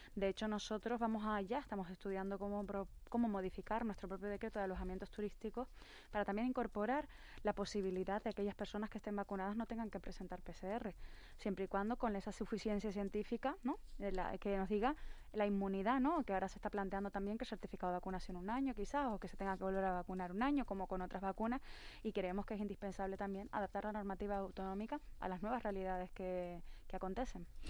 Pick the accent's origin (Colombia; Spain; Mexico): Spain; Canary Islands